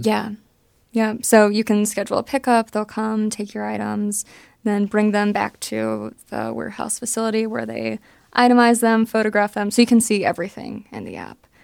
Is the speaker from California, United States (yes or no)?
no; Johnstown, Pennsylvania, United States; I'm from Johnstown, Pennsylvania.